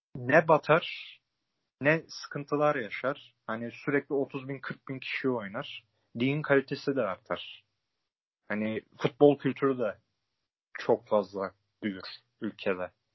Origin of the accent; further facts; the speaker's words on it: İzmir, Turkey; ben de doğma büyüme Hatta ailesi yüz elli, iki yüz yıldır İzmir'de yaşayan birisi olarak